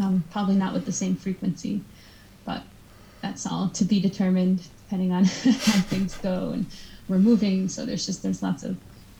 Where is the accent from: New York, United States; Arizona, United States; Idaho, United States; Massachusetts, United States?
Massachusetts, United States; I'm from Massachusetts, but it's not any different than how I speak.